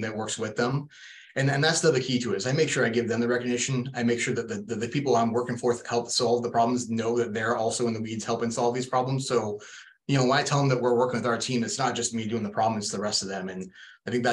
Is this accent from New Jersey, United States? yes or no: no; Portland, Oregon, United States; moved away as an adult; also born or lived in Boring, Oregon; now in Phoenix, United States; Born and raised in Portland, Oregon